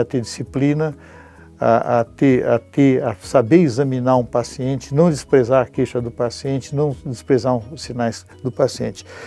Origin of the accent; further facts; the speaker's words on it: São Paulo, Brazil; eu sou paulistano da Gema